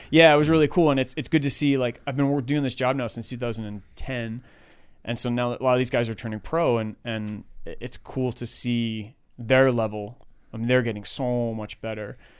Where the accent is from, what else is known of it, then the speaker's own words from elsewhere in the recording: New York City, New York, United States; moved away as an adult; now in Menlo Park, United States; I grew up in Queens, New York